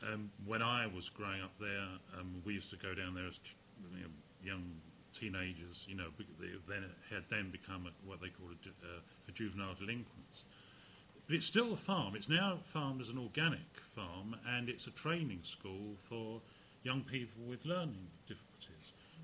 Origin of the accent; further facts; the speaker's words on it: Hadleigh, East of England, United Kingdom; also born or lived in Canvey; I mean, I grew up in Hadley. After Canvey, we moved to Hadley